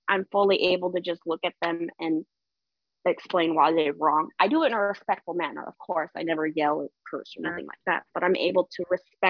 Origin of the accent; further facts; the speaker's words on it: Nevada, United States; moved away as an adult; now in Ohio, United States; my hometown in Nevada, on the west coast of the USA.